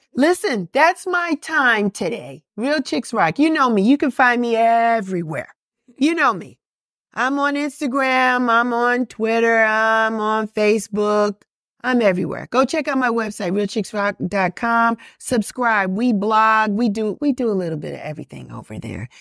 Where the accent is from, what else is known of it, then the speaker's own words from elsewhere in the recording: New York, United States; moved away as an adult; now in Atlanta, United States; I'm from New York and I, when I, when I moved here, I had no family.